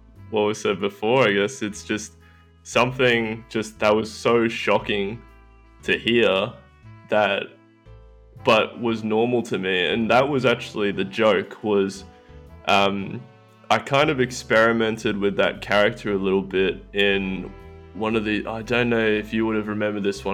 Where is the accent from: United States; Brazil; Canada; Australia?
Australia; that's just Australian. That's just how it goes down here.